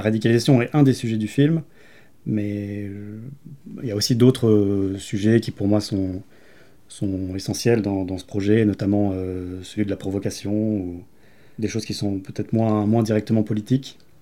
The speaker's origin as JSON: {"language": "French", "town": "Grenoble", "region": "Auvergne-Rhône-Alpes", "country": "France", "said": "je viens de Grenoble"}